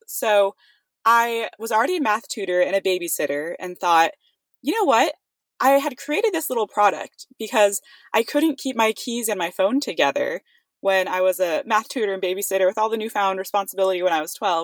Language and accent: English; Livermore, California, United States; also born or lived in Santa Barbara, California; my hometown of Livermore, California